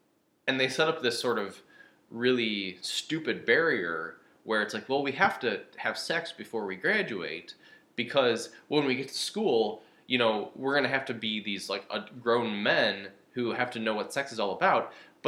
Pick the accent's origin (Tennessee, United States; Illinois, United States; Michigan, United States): Michigan, United States; outside of Detroit; moved away as an adult; also born or lived in Chicago; But the first one I did was Michigan because I grew up in Michigan. I grew up outside of Detroit